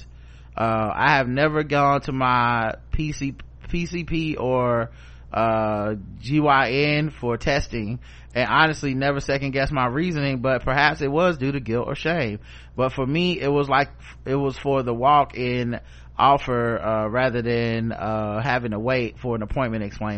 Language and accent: English; the South, United States; I'm from the South